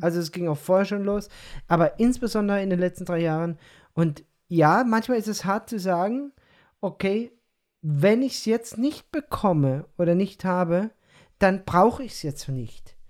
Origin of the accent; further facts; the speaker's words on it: Odenwald, Germany; accent: Odenwald dialect; now in Peru; ich verfalle in diesen Odewälder Dialekt